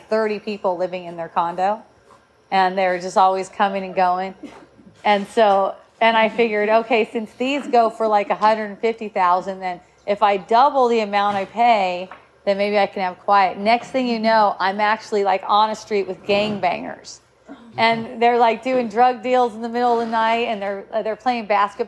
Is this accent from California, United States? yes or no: yes; Southern California, United States; we're from Southern California